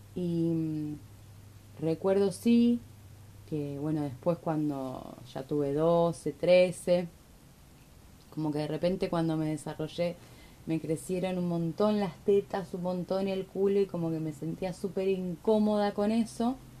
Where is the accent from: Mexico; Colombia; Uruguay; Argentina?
Argentina; porque soy argentina